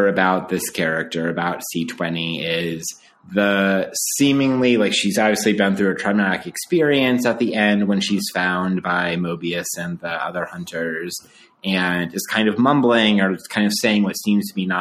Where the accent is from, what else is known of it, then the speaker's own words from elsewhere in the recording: outside of Denver, Colorado, United States; I grew up outside of Denver, Colorado